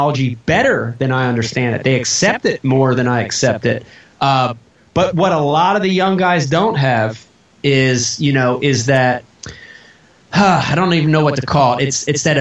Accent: New Jersey, United States; also born or lived in Philadelphia; I grew up in New Jersey, but I consider Philadelphia my home city

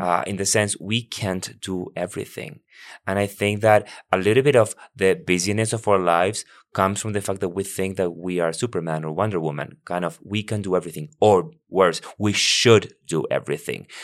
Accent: Buenos Aires, Argentina; now in United States; I was born and raised in Argentina, and I once, I, I, I, I'm from Buenos Aires, the capital

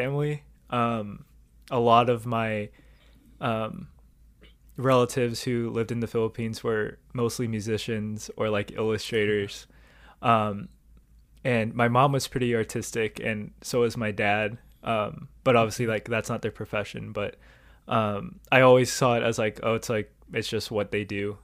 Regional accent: Southern California, United States; I grew up in Southern California

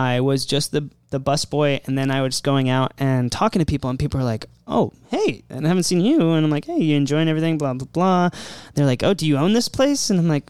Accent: Maryland, United States; moved away; I'm from Maryland. I moved here.

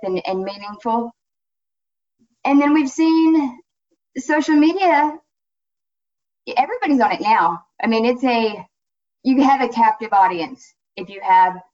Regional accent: Florida, United States; my home state, Florida

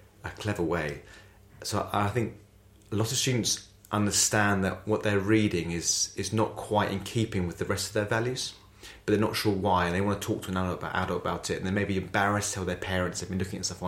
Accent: Essex, East of England, United Kingdom; I went to a school in Essex. It's where I'm from. I'm very proud from Essex

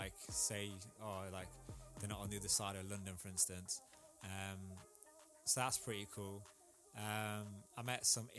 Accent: India; so I'm Indian. We have, like, for instance, like a caste system, which personally I don't agree with, but it is still there now.

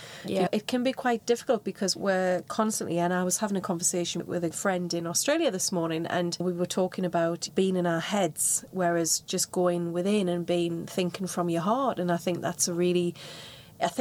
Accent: Newcastle upon Tyne, North East England, United Kingdom; I'm a Geordie

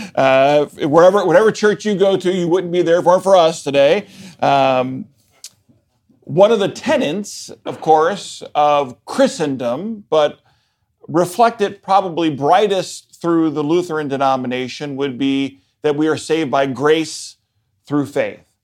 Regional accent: Baltimore, Maryland, United States; moved away; I am originally from Baltimore, Maryland

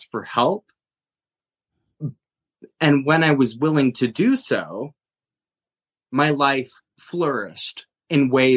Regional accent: Montana, United States; now in Pennsylvania, United States; I grew up in Montana with very rare opportunities

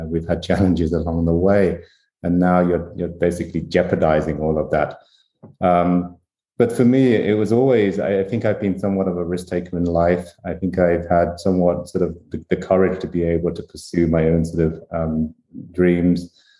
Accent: Vietnam; born there; I come from sort of Asian parents, right? My parents are sort of Chinese. I was born in Vietnam. And as you mentioned, I was a refugee in the Vietnam War.

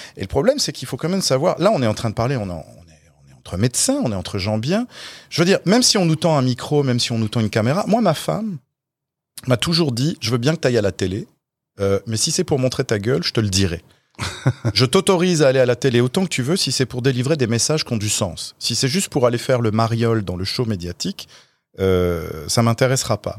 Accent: France; now in Quebec, Canada; ma famille et mes amis restent en France

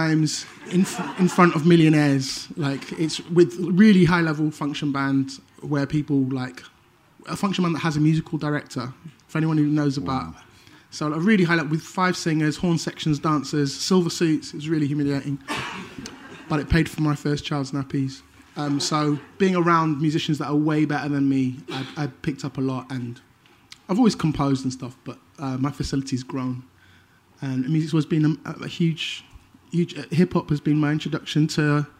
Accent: Manchester, North West England, United Kingdom; moved away as an adult; also born or lived in Leeds; I came from Manchester

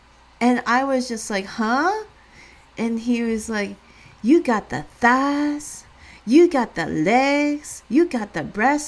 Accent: California, United States; growing up in the Bay Area, I mean, later on living in the Bay Area

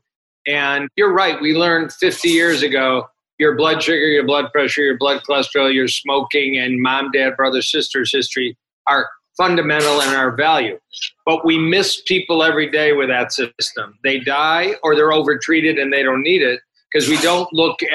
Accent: Detroit, Michigan, United States; I am from Detroit and trained at the University of Michigan

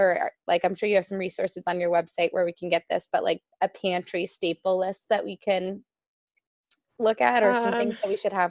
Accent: New York, United States; especially growing up in New York, most New Yorkers, I feel like they have salt in their house

